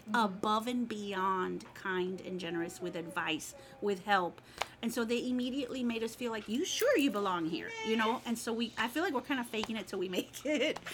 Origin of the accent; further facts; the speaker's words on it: Miami, Florida, United States; now in Baton Rouge, United States; I'm from Miami